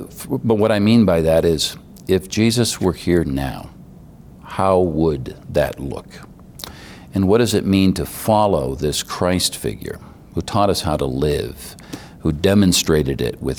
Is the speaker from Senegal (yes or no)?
yes; Senegal; also born or lived in Cairo, Egypt; Growing up in Senegal, it's kind of the heart of the arts for West Africa. It's a very flamboyant culture. And when I lived in Cairo, Egypt